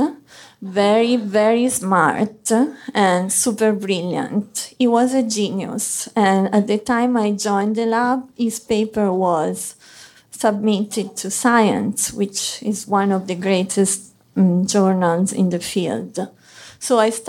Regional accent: Arezzo, Tuscany, Italy; English is a second language; moved away as an adult; also born or lived in Florence, Italy; now in New York City, United States; I'm Italian. I come from Arezzo, it's a small city in the heart of Tuscany.

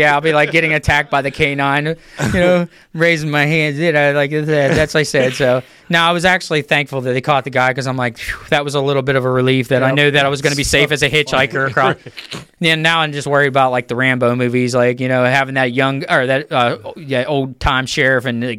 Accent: Uniontown, Pennsylvania, United States; right where I grew up in Uniontown

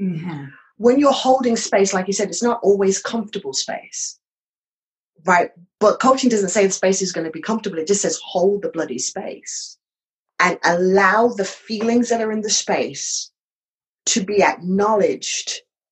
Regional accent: United Kingdom; accent: British; at the time, my British accent was a lot stronger.

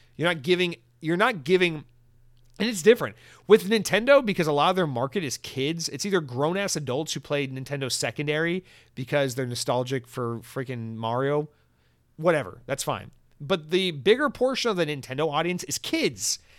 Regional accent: Georgia, United States; moved away; I'm from Georgia

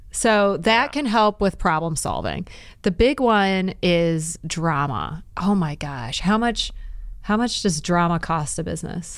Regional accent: Detroit, Michigan, United States; We're both from Detroit

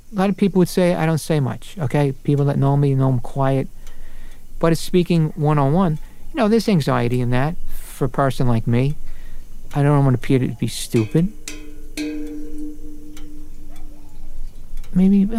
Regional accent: New York City, New York, United States; I was grew up as an Irish Catholic in Brooklyn

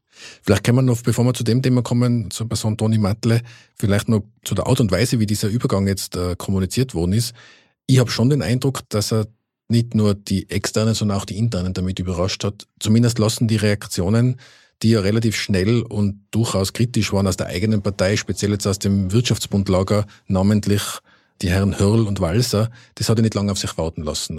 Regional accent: Innsbruck, Tyrol, Austria; moved away as an adult; now in Vienna, Austria; Ich bin ja auch äh, gebürtiger Innsbrucker

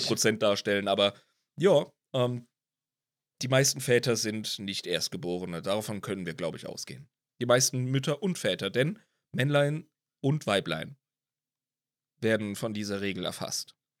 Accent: Ludwigshafen, Rhineland-Palatinate, Germany; ich komme aus Ludwigshafen am Rhein

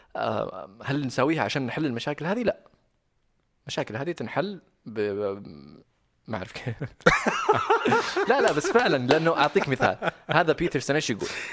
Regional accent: Riyadh, Riyadh Province, Saudi Arabia; moved away as an adult; also born or lived in Medina / Sydney, Australia / Jeddah; أنا أساساً من المدينة، بس، آه، مولود ومتربي هنا في الرياض.

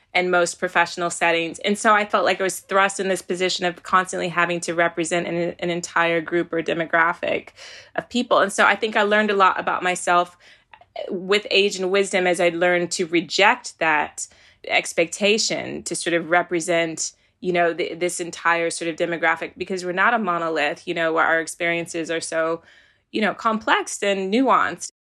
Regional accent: Virginia, United States; moved away as an adult; now in United Kingdom; when I was growing up in Virginia, you were either black or white.

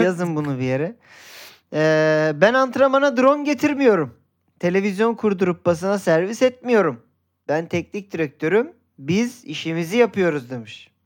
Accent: Göztepe, İzmir, Turkey; Göztepe taraftarıyım. Çocukluğum orada geçti

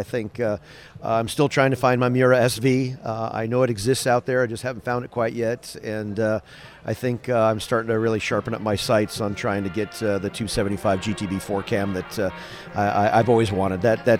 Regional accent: Colorado, United States; in Guest Ranch outside of Loveland, Colorado. So I went to school at CSU in Fort Collins. So Colorado's my hometown.

